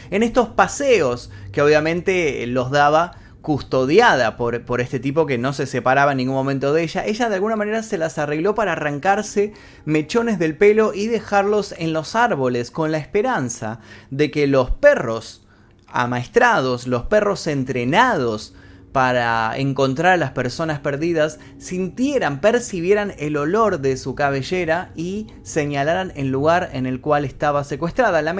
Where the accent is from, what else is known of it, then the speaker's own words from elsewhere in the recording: Argentina; En Argentina, por ejemplo, de donde soy yo, existe la alerta Sofía